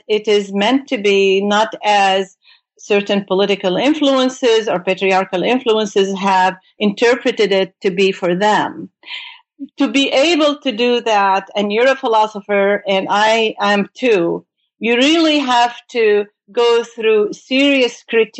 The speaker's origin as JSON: {"language": "English", "town": "Beirut", "region": "Beirut Governorate", "country": "Lebanon", "moved": "as an adult", "lives_now": "United States", "said": "I came from Beirut, Lebanon, to do my graduate studies in the United States in philosophy and in particularly in logic."}